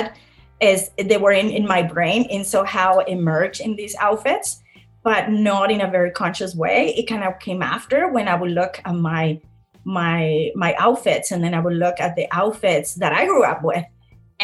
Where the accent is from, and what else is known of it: Mexico; born or raised there